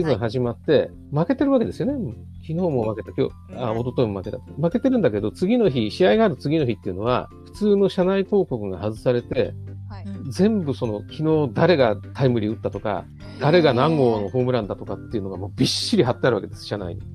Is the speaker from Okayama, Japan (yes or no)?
no; Tokyo side of the Seibu Line, Japan; also born or lived in Tokorozawa, Saitama; その時は僕、東京の方にいたんですけど、 まあ、その西武線乗ってたらもう、もう西武線で生まれ育ってます